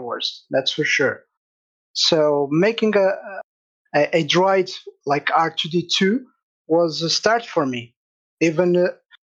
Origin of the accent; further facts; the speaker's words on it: Castelo Branco, Centro, Portugal; I'm from Portugal, from a little city called Castelo Branco in the center of Portugal